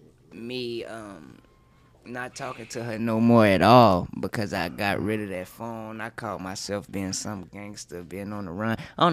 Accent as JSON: {"language": "English", "region": "the South", "country": "United States", "also_born_or_lived": "Dallas", "said": "I'm from the South."}